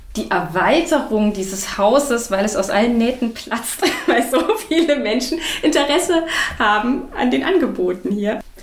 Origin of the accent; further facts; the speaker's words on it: Chemnitz, Saxony, Germany; now in Dresden, Germany; Ich bin ja, gebürtig aus Chemnitz, lebe jetzt schon länger in Dresden